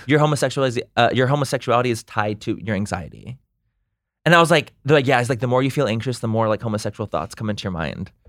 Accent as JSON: {"language": "English", "town": "Chula Vista", "region": "California", "country": "United States", "tie": "born or raised there", "said": "I'm from San Diego, born and raised San Diego"}